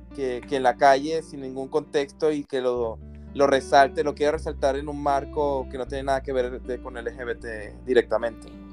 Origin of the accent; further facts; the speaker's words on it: Venezuela; moved away as an adult; now in Barcelona, Spain; Soy de Venezuela, vivo en España.